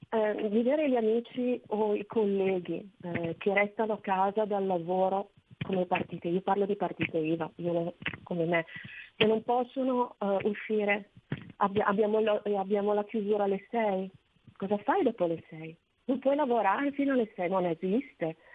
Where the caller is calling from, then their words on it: Bergamo, Lombardy, Italy; sono da Bergamo